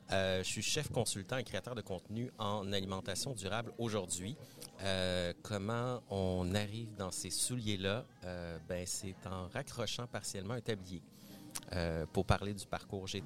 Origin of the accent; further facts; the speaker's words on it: Laval, Quebec, Canada; also born or lived in Montreal; Ben, je viens de Montréal. Je suis né à Montréal. J'ai grandi en banlieue de Montréal. Et oui, cette, euh, ce territoire qu'on appelle Laval euh, banlieusard. J'ai fait mon adolescence là-bas et tout.